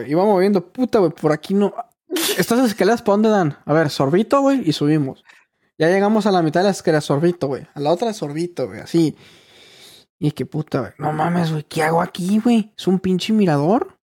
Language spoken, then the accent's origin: Spanish; Hermosillo, Sonora, Mexico; No, pues yo soy de Sonora.